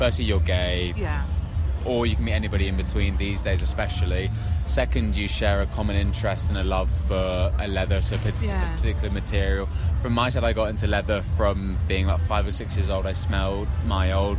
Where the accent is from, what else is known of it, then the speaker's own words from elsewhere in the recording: London, United Kingdom; I'm from London